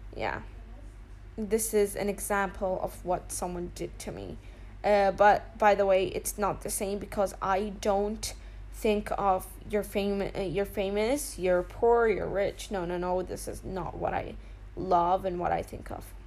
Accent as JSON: {"language": "English", "country": "United Arab Emirates", "said": "I'm from uh, the United Arab Emirates"}